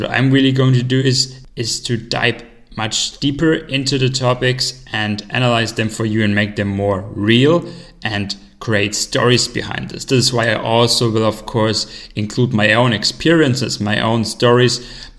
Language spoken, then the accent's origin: English; Germany; moved away as an adult; now in China; I'm originally from Germany. Right now, I'm living in China for most of the time. I'm sort of commuting between China and Europe this year.